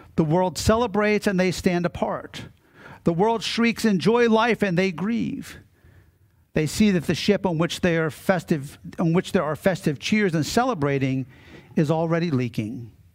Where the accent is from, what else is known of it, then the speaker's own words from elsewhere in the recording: Maryland, United States; Growing up in Maryland and on the Chesapeake Bay, my father and my grandfather always had boats.